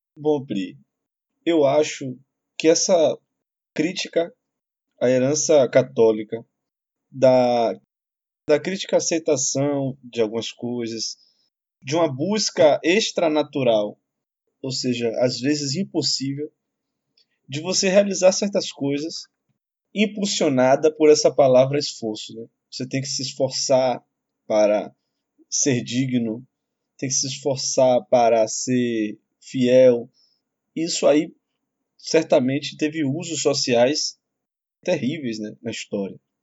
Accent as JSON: {"language": "Portuguese", "town": "Salvador", "region": "Bahia", "country": "Brazil", "tie": "born or raised there", "said": "Eu vim da periferia de Salvador, vim da população pobre, tive amigos na infância que morreram."}